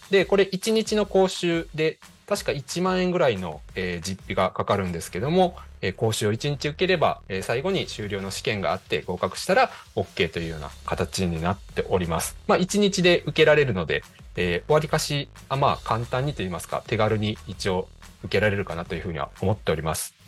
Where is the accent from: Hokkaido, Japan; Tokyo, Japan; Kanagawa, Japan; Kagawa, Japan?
Kagawa, Japan; Higashikagawa; now in Kobe, Japan; 地元香川県東香川市を深く愛する男、私